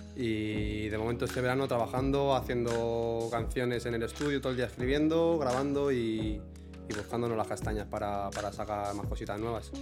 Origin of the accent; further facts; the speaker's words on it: Villanueva, Spain; algún pub que tenemos allí en Villanueva